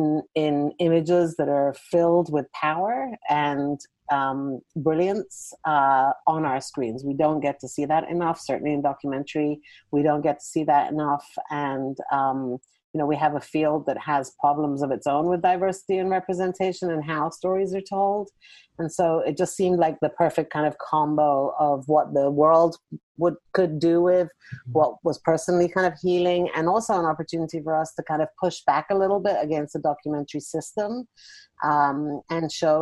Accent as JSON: {"language": "English", "country": "Iran", "said": "I'm from Iran, which, you know, Trump was talking about prior to his election."}